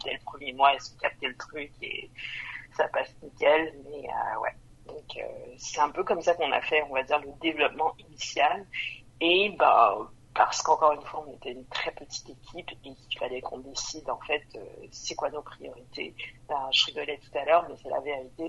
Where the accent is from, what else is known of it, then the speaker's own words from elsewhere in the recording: Montreal, Quebec, Canada; moved away as an adult; also born or lived in Vancouver, Canada; now in France; moi j'ai grandi à Montréal